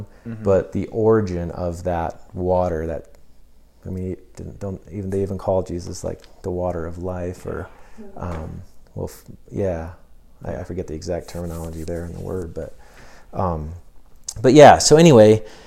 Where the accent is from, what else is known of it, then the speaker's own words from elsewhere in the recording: United States; as Americans